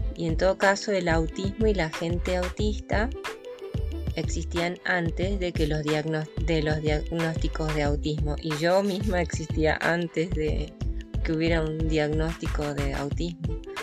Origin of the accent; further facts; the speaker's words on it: Córdoba, Argentina; soy cordobesa